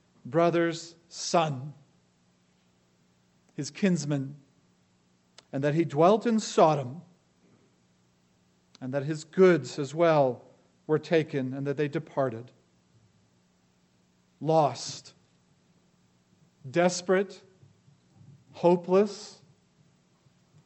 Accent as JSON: {"language": "English", "town": "Los Angeles", "region": "California", "country": "United States", "tie": "born or raised there", "said": "I grew up in Los Angeles."}